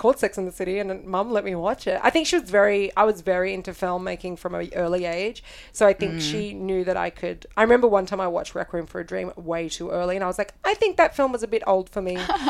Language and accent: English; Australia; moved away